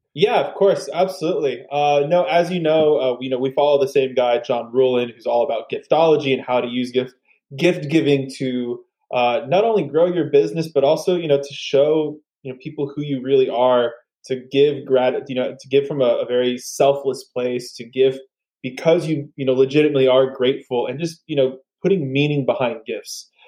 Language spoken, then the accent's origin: English; San Antonio, Texas, United States; I'm originally from San Antonio